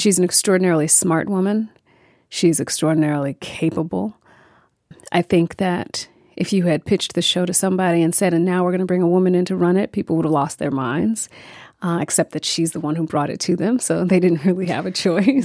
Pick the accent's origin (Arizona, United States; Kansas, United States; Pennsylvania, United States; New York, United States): New York, United States; I'm a New Yorker. I, um, I know New York well.